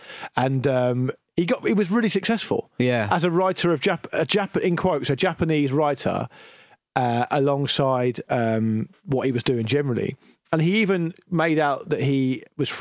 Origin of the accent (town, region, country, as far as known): United Kingdom